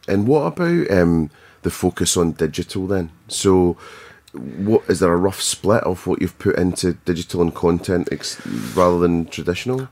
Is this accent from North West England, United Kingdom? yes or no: no; Scotland, United Kingdom; being Scottish